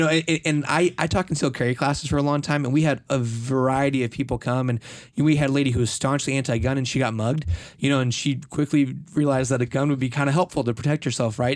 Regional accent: United States; as an American, right, I grew up learning about Colt.

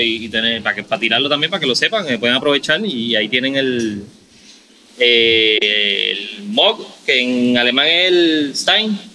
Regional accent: Caguas, Puerto Rico; moved away as an adult; now in Carolina, Puerto Rico; yo eh, original de Cagua.

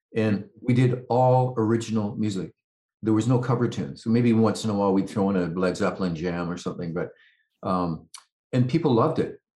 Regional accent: Vancouver, British Columbia, Canada; also born or lived in Calgary; I live in a suburb of Vancouver, and that's kind of where I grew up

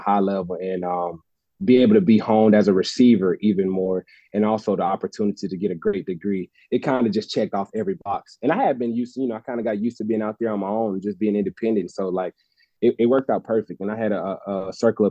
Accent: Gaston, Alabama, United States; moved away as an adult; also born or lived in Berkeley, California; my hometown of Gaston

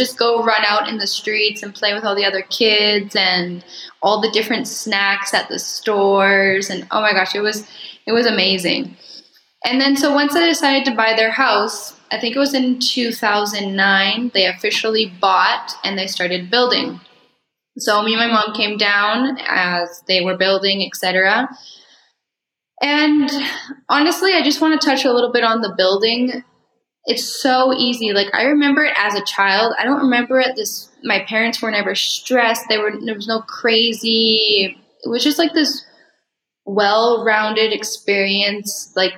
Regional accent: Mexico; Coldwell Banker has been such a big part of my story with growing up in Mexico

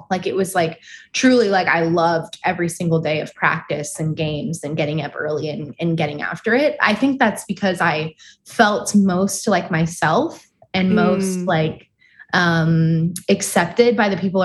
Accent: Moorpark, California, United States; I grew up in Ventura County in Moore Park.

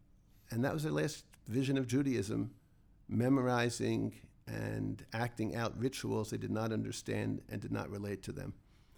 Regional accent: Philadelphia, Pennsylvania, United States; now in Jerusalem, Israel; Myself, I personally am a Baal Tshuva. I grew up in Philadelphia, two wonderful parents, both very proud Jews.

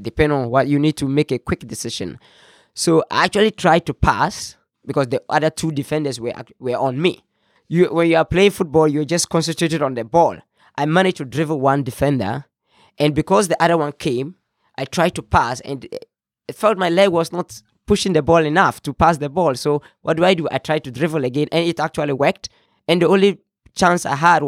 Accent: Tamale, Northern Region, Ghana; also born or lived in Austin, Minnesota; I'm from Ghana. I'm from Tamale, the northern part of Ghana

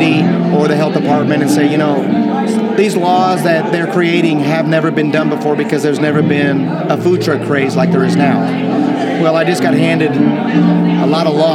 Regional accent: Chicago, Illinois, United States; moved away; I'm from Chicago

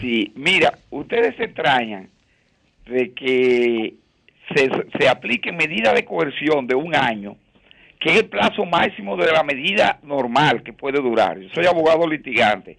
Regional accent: Altamira, Puerto Plata, Dominican Republic; now in Santiago, Dominican Republic; yo soy de Altamira

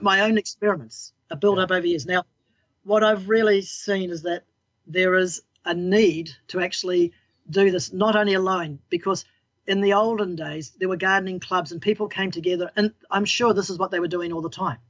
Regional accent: New Zealand; I'm a Kiwi gardener. We're all Kiwi

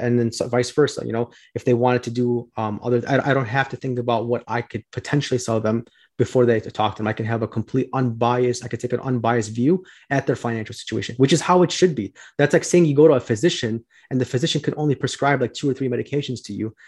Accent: Chicago, Illinois, United States; I'm from Chicago, uh, born and raised here

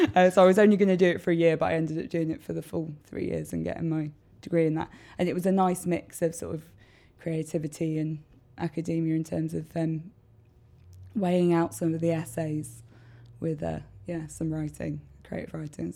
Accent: Worcester, West Midlands, United Kingdom; I grew up in Tolladine.

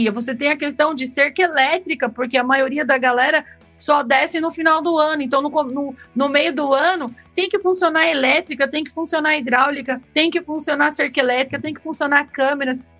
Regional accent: Caraguatatuba, São Paulo, Brazil; E, e eu vou falar para você, eu vim de Caraguatatuba, eu trabalhei em administradora

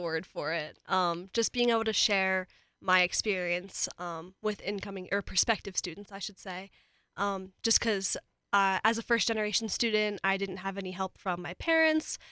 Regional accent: United States; moved away as an adult; now in Colorado, United States; My house was literally right on the Maryland, Delaware line

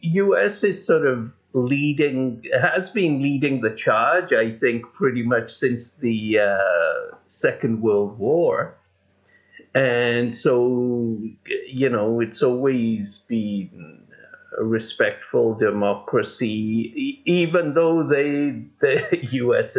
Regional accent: Canada; I'm a Canadian

